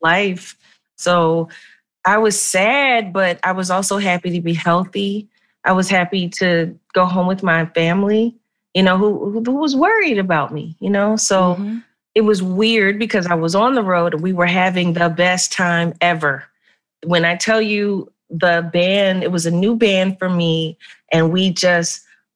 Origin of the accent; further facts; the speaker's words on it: Philadelphia, Pennsylvania, United States; where I'm from North Philly